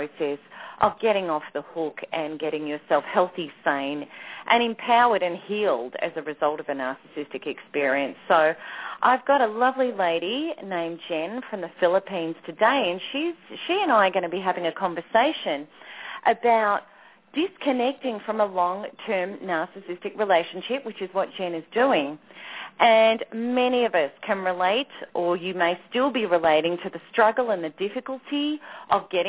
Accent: Australia; Australia, of course, my home country

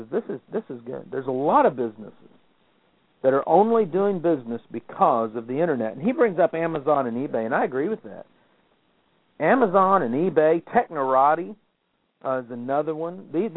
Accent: United States; I'm an American

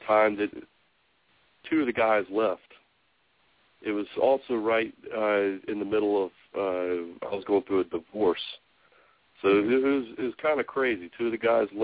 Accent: Tennessee, United States; I'm from Tennessee

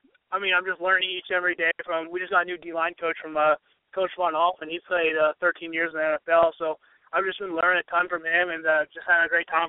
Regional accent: Springfield, Oregon, United States; my hometown, Springfield, Oregon. Just been born and raised there, and I'm there.

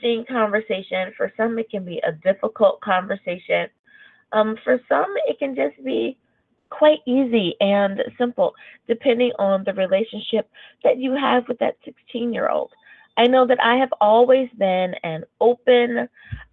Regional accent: United States; my home country

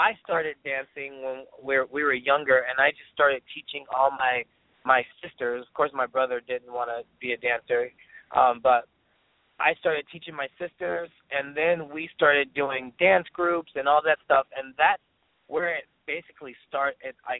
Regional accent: Stockton, California, United States; I grew up in Stockton, California, a little small town, but I love it.

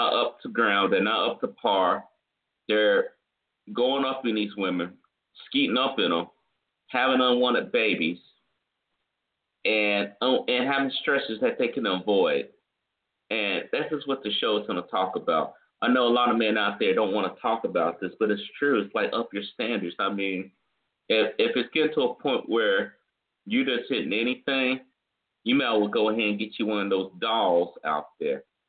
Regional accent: the Carolinas, United States; I come from the Carolinas, the Carolina man

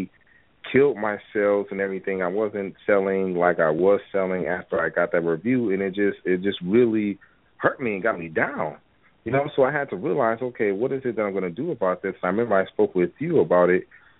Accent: Wisconsin, United States; moved away as an adult; now in Atlanta, United States; I'm from Wisconsin

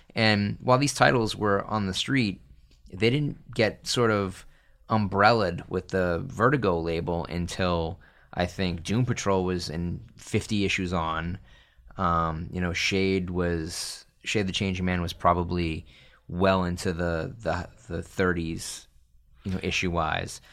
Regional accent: Salem, Massachusetts, United States; I grew up in Salem, Massachusetts

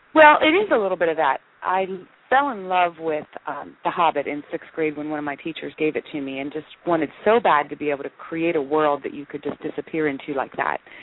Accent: Maryland, United States; moved away as an adult; now in Phoenix, United States; I'm originally from Maryland, back on the East Coast. We moved to Phoenix about 11 years ago

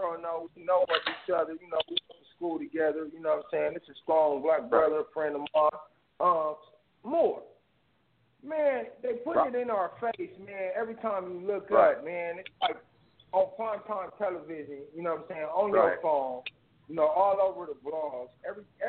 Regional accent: United States; I was born and raised in America

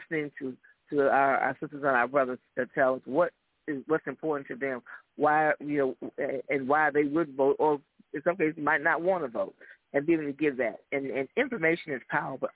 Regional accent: Florida, United States; I'm actually from Florida. I grew up in Memphis, Florida. I'm a native Floridian

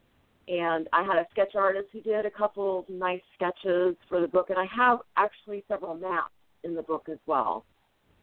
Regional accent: Evansville, Indiana, United States; my hometown that I love.

